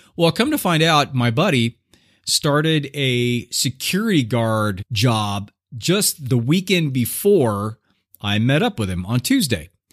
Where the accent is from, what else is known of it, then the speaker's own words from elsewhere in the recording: Southern California, United States; I was growing up in Southern California in like the 70s